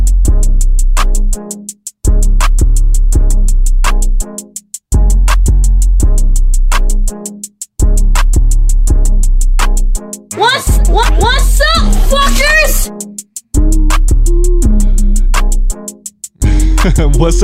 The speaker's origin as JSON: {"language": "English", "region": "Alabama", "country": "United States", "said": "I'm from Alabama"}